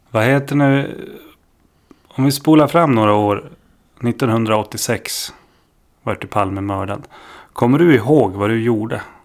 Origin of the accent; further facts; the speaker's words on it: Stockholm, Stockholm County, Sweden; jag är uppvuxen i Stockholm